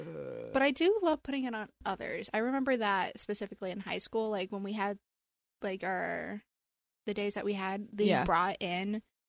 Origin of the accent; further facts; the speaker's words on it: the South, United States; now in New York, United States; I am not born in New York.